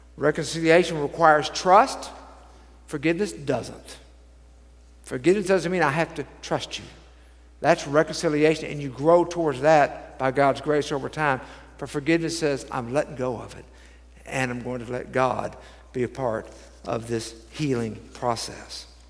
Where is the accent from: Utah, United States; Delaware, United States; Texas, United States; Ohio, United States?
Texas, United States; Dallas; I grew up in Dallas